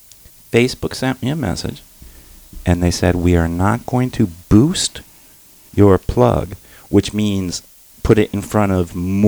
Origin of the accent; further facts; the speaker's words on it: Detroit, Michigan, United States; I'm from Detroit.